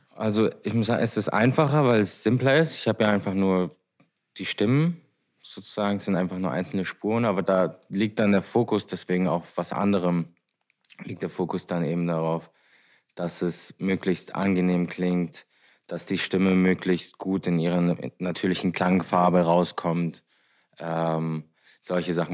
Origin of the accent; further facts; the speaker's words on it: Heidelberg, Baden-Württemberg, Germany; moved away as an adult; now in Vienna, Austria; ich komme aus Deutschland, aus Heidelberg